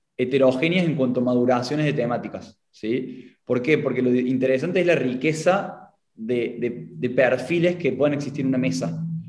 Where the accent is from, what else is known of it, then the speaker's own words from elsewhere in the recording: Córdoba, Argentina; accent: Cordobés; tengo la identidad marcada en mi acento, soy de Argentina, de Córdoba